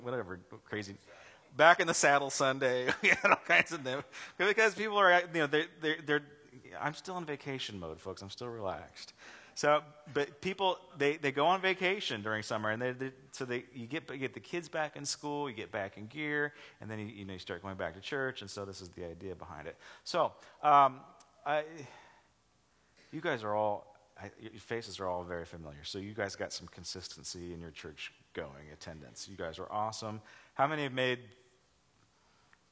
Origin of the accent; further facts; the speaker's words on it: Los Angeles, California, United States; moved away as an adult; also born or lived in Charleston, South Carolina; I was from Los Angeles. I'm like, I don't live in Los Angeles. I live in the suburbs